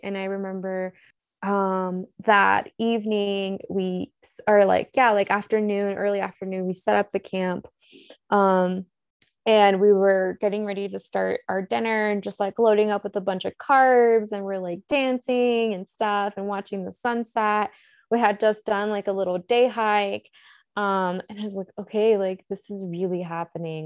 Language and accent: English; the South, United States; growing up in the South